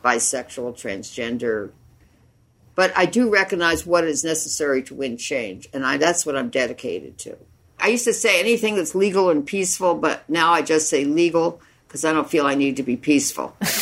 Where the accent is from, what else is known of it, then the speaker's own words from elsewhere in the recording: United States; a woman growing up in the United States and in this world